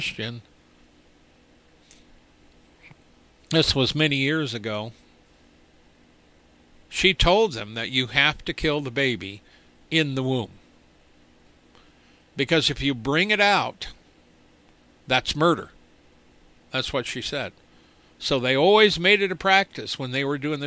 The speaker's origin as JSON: {"language": "English", "country": "United States", "said": "we're American"}